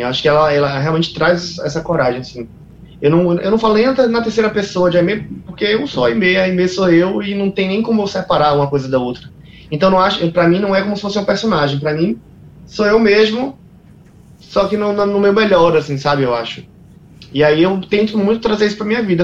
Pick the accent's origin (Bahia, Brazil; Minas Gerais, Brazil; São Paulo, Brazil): Bahia, Brazil; Salvador; tenho muito orgulho de ser quem eu sou e de vir de onde eu vim, né? Que é de Salvador.